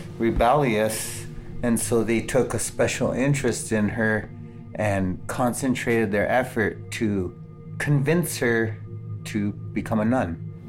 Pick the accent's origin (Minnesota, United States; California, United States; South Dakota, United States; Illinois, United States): South Dakota, United States; Pine Ridge; I'm from Pine Ridge, South Dakota.